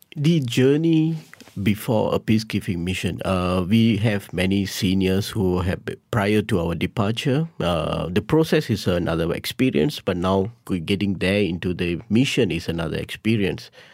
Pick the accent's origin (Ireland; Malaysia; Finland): Malaysia; being a Malaysian